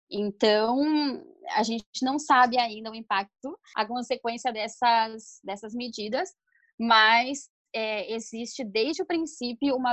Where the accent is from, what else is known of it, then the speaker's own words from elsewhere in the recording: Brazil; moved away as an adult; now in Argentina; como brasileiros residentes, dentro do que é a política de Mercosul, que a gente conseguia muito fácil a questão da residência permanente aqui